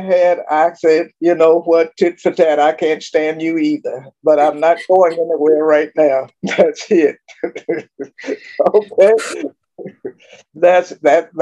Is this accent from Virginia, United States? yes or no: yes; Richmond, Virginia, United States; moved away as an adult; also born or lived in South Carolina / Texas; my hometown, Richmond